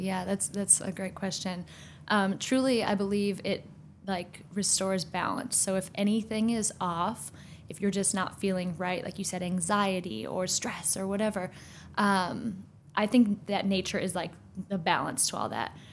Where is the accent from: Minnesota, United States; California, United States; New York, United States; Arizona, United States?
Minnesota, United States; moved away as an adult; now in Washington, D.C., United States; I moved here from Minnesota, also from a small town